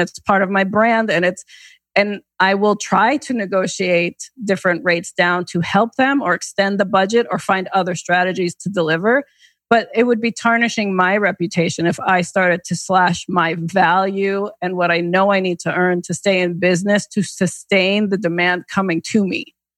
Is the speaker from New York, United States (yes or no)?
yes; the New York area, United States; now in Connecticut, United States; I grew up in the New York area